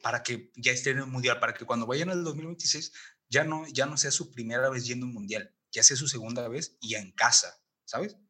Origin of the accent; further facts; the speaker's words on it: Mexico; yo como mexicano